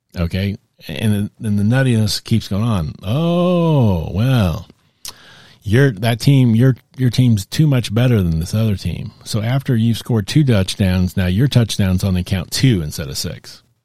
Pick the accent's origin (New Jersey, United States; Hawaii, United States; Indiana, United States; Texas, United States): Texas, United States; I'm a native Texan.